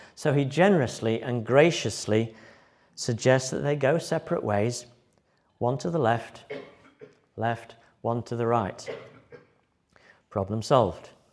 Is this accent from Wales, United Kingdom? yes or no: no; Yorkshire and the Humber, United Kingdom; moved away as an adult; also born or lived in Liverpool / Germany / Brighton; When I moved from Yorkshire to, uh, university in Liverpool